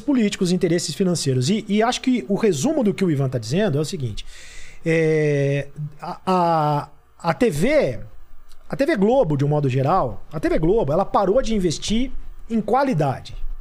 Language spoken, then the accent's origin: Portuguese; Itapira, São Paulo, Brazil; moved away; eu sou do interior de São Paulo, né? Eu sou de Itapira